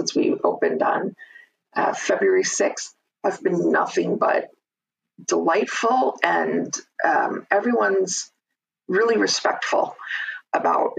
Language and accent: English; Chicago, Illinois, United States; moved away as an adult; also born or lived in Minnesota; now in Minneapolis, United States; that's where I grew up. I have to say that I grew up in a pretty strong Swedish-American community in Chicago